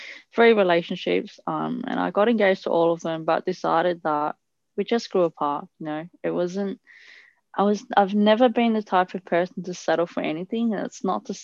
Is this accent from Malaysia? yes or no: no; Italy; I grew up in Italy.